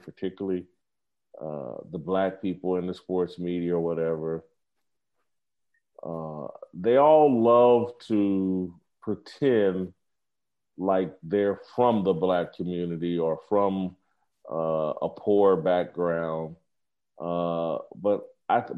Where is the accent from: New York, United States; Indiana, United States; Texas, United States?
Indiana, United States; Indianapolis; moved away as an adult; also born or lived in Kansas City / Los Angeles; the same neighborhood I grew up in Indianapolis, went to my high school